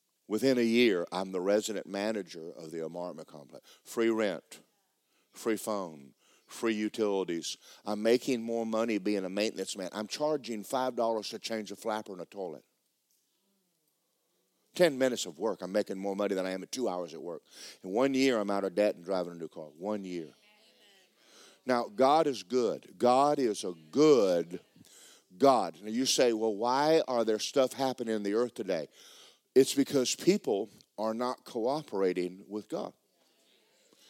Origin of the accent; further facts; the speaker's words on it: Georgia, United States; I'm from Georgia